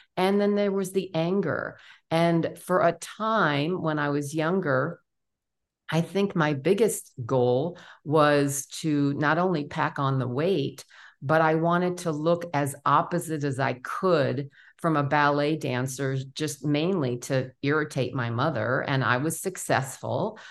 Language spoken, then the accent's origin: English; New York City, New York, United States; also born or lived in Memphis, Tennessee; born and raised in New York City